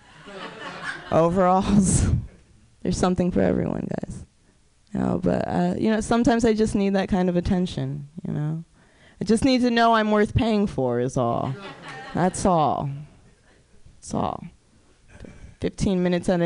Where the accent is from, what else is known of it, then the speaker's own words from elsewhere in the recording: Oakland, California, United States; I am from Oakland. I do live in Oakland